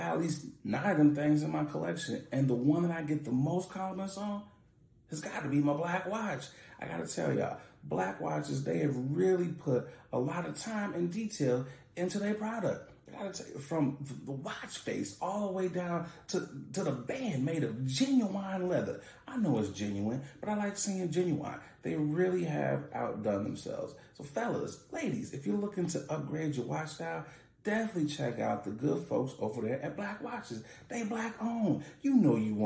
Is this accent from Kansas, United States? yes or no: no; Michigan, United States; my home state.